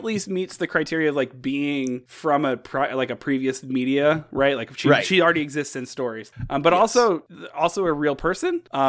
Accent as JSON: {"language": "English", "region": "Indiana", "country": "United States", "said": "Also Notre Dame, because I'm from North Central Indiana, not Notre Dame, because I took 5 years of French."}